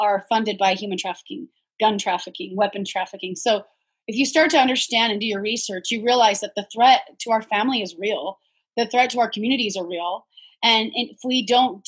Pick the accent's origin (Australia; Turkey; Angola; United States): United States; I'm a teacher from the States